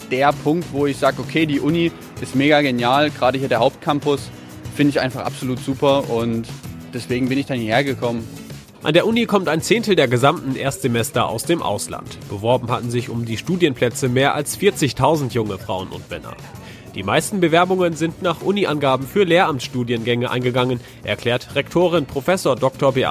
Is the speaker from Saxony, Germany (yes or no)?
yes; Oschatz, Saxony, Germany; now in Leipzig, Germany; Äh, ich komme aus Oschatz, das liegt ja nicht so weit entfernt von Leipzig und wohne aber jetzt auch schon zweieinhalb Jahre hier.